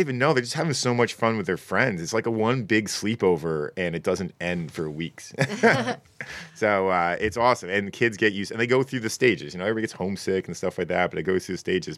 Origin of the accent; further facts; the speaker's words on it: Connecticut, United States; I'm from Connecticut